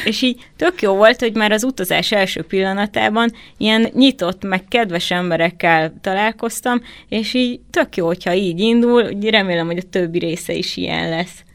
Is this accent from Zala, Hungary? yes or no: yes; Zalaegerszeg, Zala, Hungary; én Zalaegerszegi vagyok